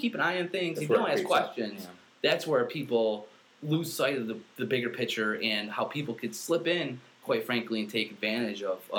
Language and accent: English; Central New York, United States; born and raised in Central New York. I got my family. I got a huge family with deep local roots.